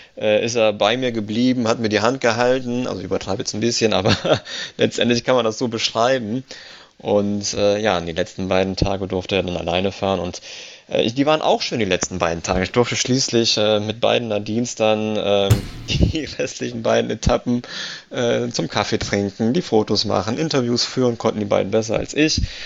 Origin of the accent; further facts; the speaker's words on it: Italy; als Italiener